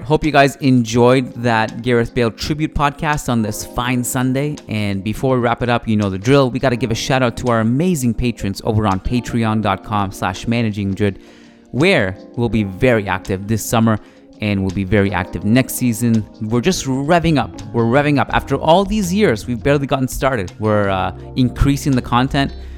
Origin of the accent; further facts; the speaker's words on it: Canada; me as a Canadian